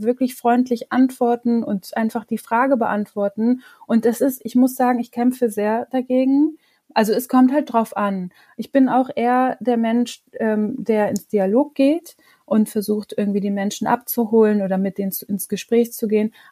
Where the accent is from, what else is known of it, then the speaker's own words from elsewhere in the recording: Monheim, North Rhine-Westphalia, Germany; Manchmal sage ich, bin, ich bin aus Monheim oder ich bin gewürdigte Düsseldorferin